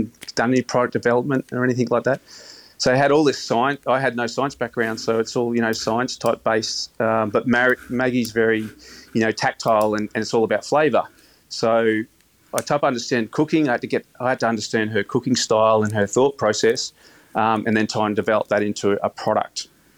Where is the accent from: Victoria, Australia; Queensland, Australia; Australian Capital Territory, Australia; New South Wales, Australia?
Queensland, Australia; Caloundra; I came from the Sunshine Coast at Caloundra or Karramundi.